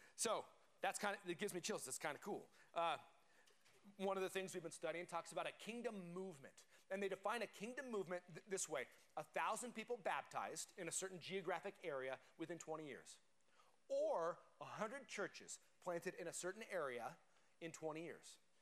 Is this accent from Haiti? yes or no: no; Colorado, United States; I grew up in Colorado